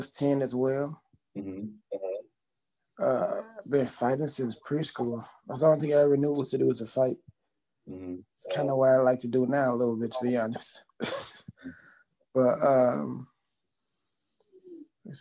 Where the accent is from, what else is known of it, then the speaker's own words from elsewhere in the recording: Detroit, Michigan, United States; growing up in Michigan, well, I guess we got to be more precise, Detroit